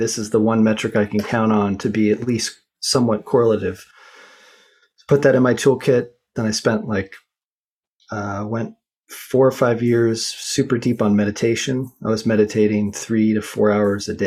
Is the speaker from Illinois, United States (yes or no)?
no; Boulder, Colorado, United States; I grew up in Boulder, Colorado